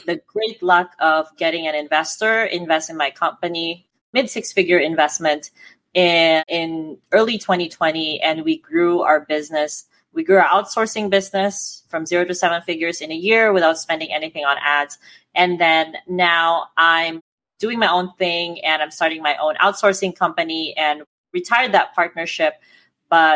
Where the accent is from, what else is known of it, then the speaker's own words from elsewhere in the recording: Philippines; I'm Filipino